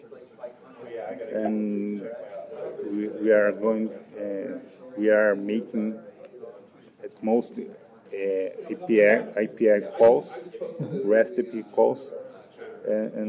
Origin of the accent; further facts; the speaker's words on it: Brazil; We are from Brazil